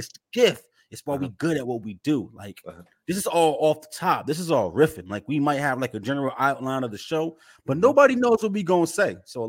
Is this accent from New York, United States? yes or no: yes; Newburgh, New York, United States; no, I grew up in a savage land, right? Like, mm-hmm. I'm from Newburgh.